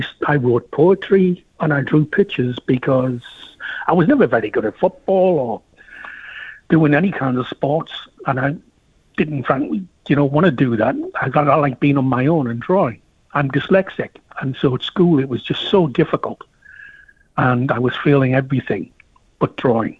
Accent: Middlesbrough, North East England, United Kingdom; Middlesbrough is a very working class industrial town. Steelworks, shipyards, foundries, etc. And you could see we didn't grow up with a lot

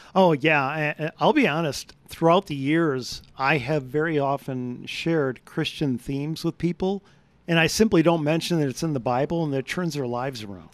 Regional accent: United States; I'm American.

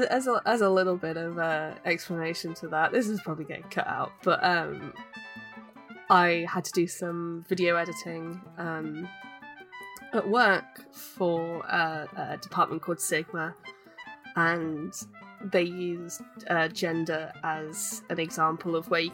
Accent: United Kingdom; accent: British; when I try and do Uwu in my British accent, I just go Cockney.

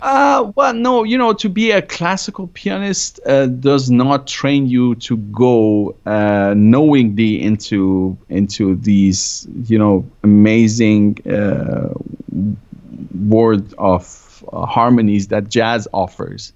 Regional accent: Germany; moved away as an adult; also born or lived in Iran; now in California, United States; growing up in Germany

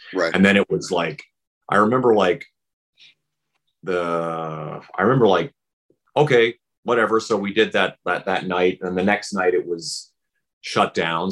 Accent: Saskatchewan, Canada; born or raised there; moved away; also born or lived in Vancouver

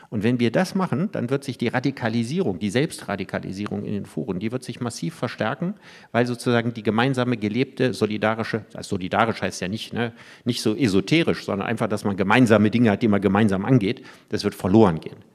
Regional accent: Solingen, North Rhine-Westphalia, Germany; ich war nach sieben Jahren Abwesenheit in meiner Heimatstadt Solingen.

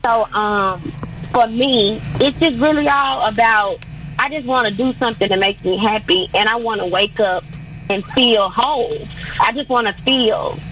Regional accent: Tennessee, United States; now in Nashville, United States; I'm from Tennessee, but when I moved to Nashville

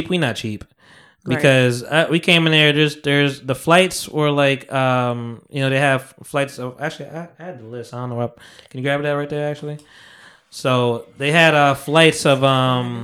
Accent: Lodi, New Jersey, United States; I was actually from.

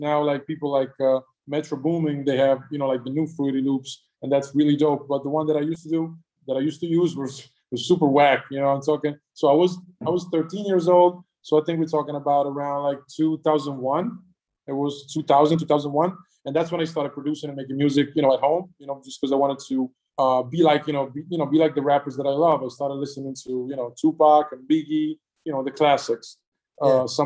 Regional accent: Milan, Lombardy, Italy; I'm from Milan

